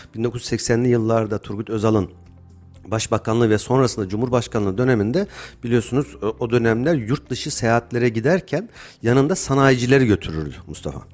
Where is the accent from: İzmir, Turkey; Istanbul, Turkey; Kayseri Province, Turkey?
Kayseri Province, Turkey; Kayseri; moved away as an adult; Kayseriliyim. Kayseri'de doğdum, büyüdüm, yaşadım.